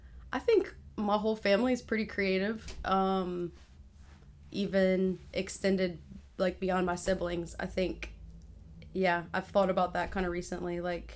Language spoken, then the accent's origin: English; Broussard, Louisiana, United States; also born or lived in Cecilia; Living in Broussard, moved to Cecilia for a little bit, and then basically my whole life I've been there.